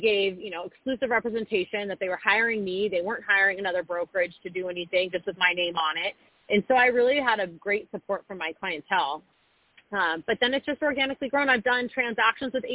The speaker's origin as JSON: {"language": "English", "area": "Orange County", "region": "California", "country": "United States", "tie": "born or raised there", "moved": "as an adult", "lives_now": "Austin, United States", "said": "born and raised in Orange County, lived out of state and out of the country for some time in my early 20s"}